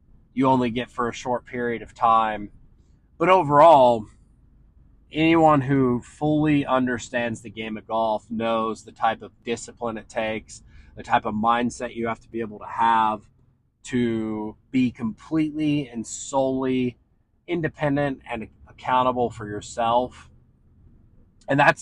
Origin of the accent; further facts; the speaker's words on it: Ohio, United States; also born or lived in Washington State; now in San Diego, United States; if I were still living back home in Ohio, I would have my kid play in every sport because that's just what you do in that environment. And that's what everyone does back in my hometown